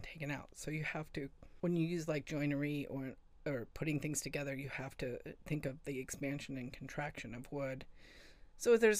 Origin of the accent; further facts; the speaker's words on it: California, United States; moved away as an adult; also born or lived in Seattle; I grew up in California. I moved to Seattle when I was 26